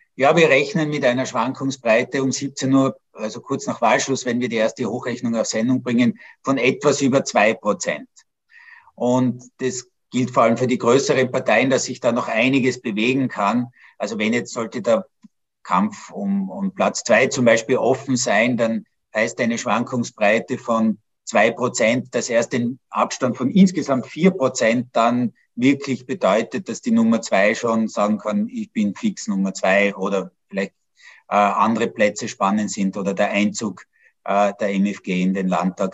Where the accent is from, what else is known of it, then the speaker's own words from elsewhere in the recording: Innsbruck, Tyrol, Austria; moved away; Das ist ja auch meine Heimatstadt, in der ich 18 wunderbare Jugendjahre verbracht habe